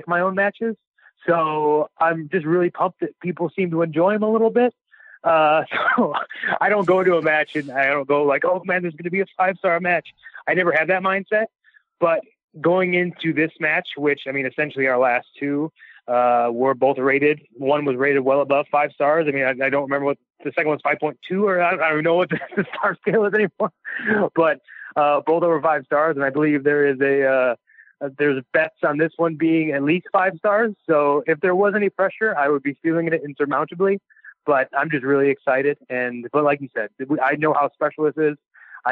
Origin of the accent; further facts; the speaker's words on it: Cleveland, Ohio, United States; I'm from Cleveland